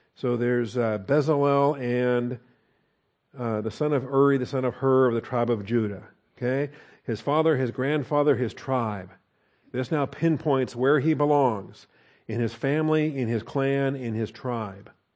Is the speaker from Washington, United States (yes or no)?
yes; Seattle, Washington, United States; I was born and raised in Seattle, Washington